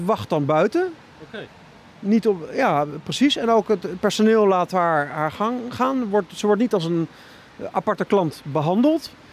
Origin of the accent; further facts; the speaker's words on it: Netherlands; now in Berlin, Germany; als Nederlander